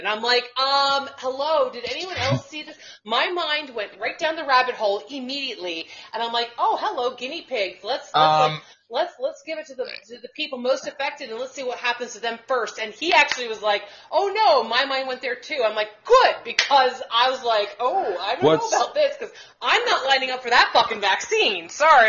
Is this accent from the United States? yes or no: yes; United States; So what are you going to start calling me? Just call me American. That's what we are.